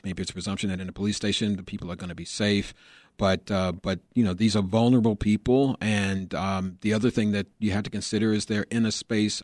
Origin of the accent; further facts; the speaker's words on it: Chicago, Illinois, United States; growing up in Chicago